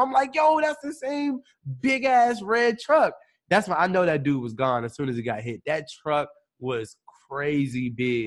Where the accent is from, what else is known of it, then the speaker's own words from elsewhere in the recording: Maryland, United States; moved away as an adult; now in Los Angeles, United States; I'm from Maryland. I'm from all the way across the United States. You know, like Baltimore, D.C., like Maryland, that area.